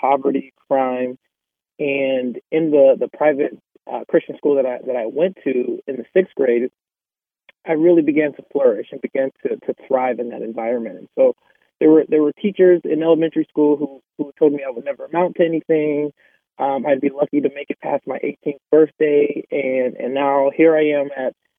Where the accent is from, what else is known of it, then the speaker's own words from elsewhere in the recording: Columbus, Ohio, United States; I grew up in Columbus, Ohio